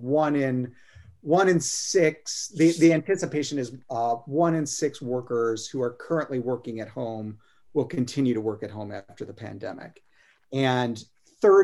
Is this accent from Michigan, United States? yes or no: yes; Detroit, Michigan, United States; now in South Carolina, United States; I'm from Detroit originally